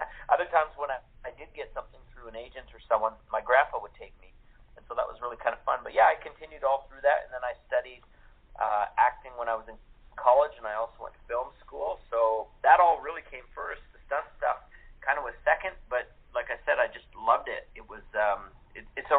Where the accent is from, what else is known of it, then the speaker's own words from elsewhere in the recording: Canada; moved away; I started when I was 7 acting in Canada. I'm originally from Canada.